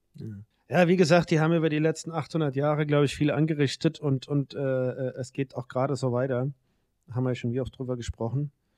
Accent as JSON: {"language": "German", "town": "Mainz", "region": "Rhineland-Palatinate", "country": "Germany", "said": "bei uns in Mainz im Rhein"}